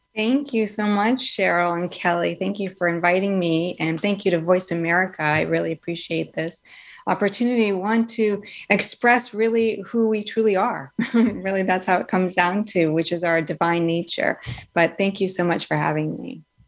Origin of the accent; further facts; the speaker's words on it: Northeast, United States; moved away; also born or lived in Florida; I grew up in the Northeast